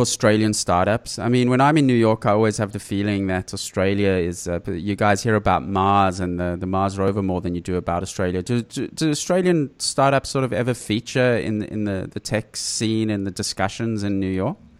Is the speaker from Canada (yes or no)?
no; South Africa; I grew up in South Africa